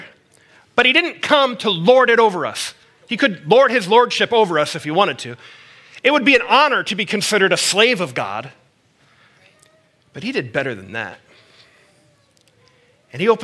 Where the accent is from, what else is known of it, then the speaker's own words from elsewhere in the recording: United States; As an American